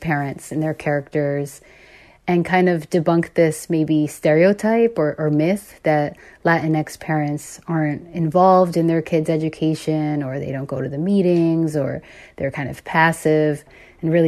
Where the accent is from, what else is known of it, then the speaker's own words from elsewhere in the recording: Boston suburbs, Massachusetts, United States; I was born in Boston, and when I was two, our family moved to a suburb, and we went to school there. We grew up there.